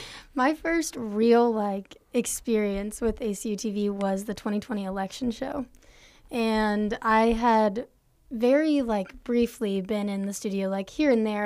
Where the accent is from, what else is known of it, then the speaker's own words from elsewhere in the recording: Austin, Texas, United States; now in Abilene, United States; I'm from Austin, Texas